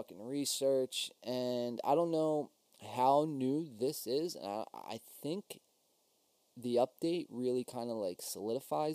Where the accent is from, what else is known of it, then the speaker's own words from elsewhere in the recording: New Jersey, United States; we are Win by Two from South Jersey. And since we're from South Jersey, we are Eagles fans